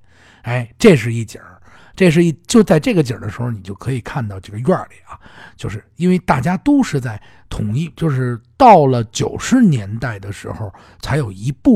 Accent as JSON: {"language": "Chinese", "region": "Beijing", "country": "China", "tie": "born or raised there", "said": "我我我我小的时候，我在胡同里面住的时候，"}